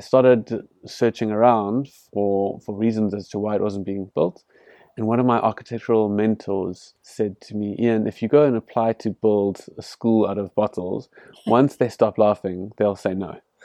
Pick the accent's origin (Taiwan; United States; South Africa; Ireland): South Africa; Cape Town, Western Cape; I grew up in, in the leafy suburbs of Cape Town